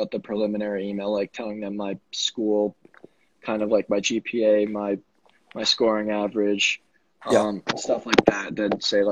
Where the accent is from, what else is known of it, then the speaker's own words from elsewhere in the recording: Vail, Colorado, United States; I'm from Vail, Colorado